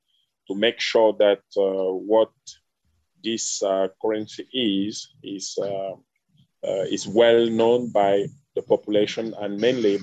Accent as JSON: {"language": "English", "country": "Cameroon", "said": "I'm from Cameroon, and I'm talking to you right now from Douala."}